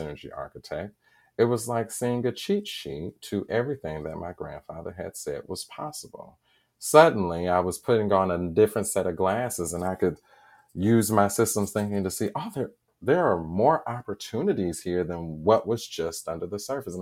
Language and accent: English; Indianapolis, Indiana, United States; I am a lifelong Hoosier, born and raised here.